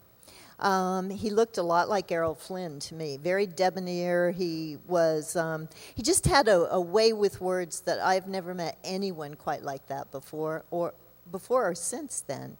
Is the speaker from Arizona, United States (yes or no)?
yes; Tucson, Arizona, United States; moved away as an adult; also born or lived in Los Angeles; I grew up in Tucson